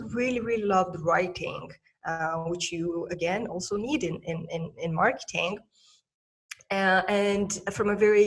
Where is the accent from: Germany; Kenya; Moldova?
Moldova; I'm originally from Republic of Moldova, a tiny post-Soviet country in Eastern Europe.